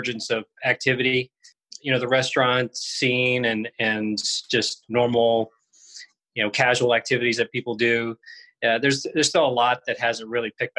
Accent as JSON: {"language": "English", "region": "South Georgia near Savannah", "country": "United States", "tie": "born or raised there", "also_born_or_lived": "Miami, Florida / Boston, Massachusetts", "moved": "as an adult", "lives_now": "Scottsdale, United States", "said": "originally, I grew up in Georgia, so South Georgia near Savannah."}